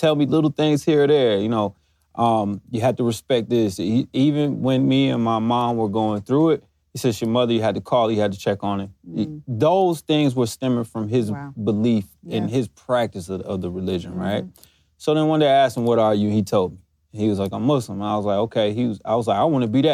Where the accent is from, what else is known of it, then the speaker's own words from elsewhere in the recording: New Jersey, United States; we're from New Jersey